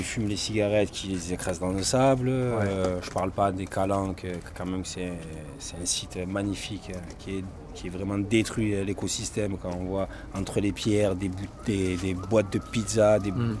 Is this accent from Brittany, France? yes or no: no; Marseille, Provence-Alpes-Côte d'Azur, France; moved away as an adult; also born or lived in Briançon; je suis parti 10 ans de Marseille. Je suis revenu